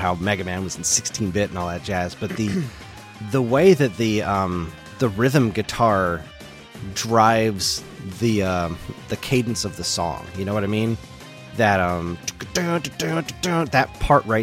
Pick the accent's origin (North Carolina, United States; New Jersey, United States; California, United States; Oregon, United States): New Jersey, United States; I'm from New Jersey